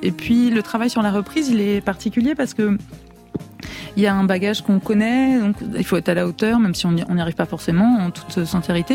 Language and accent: French; France; also born or lived in Italy; je suis française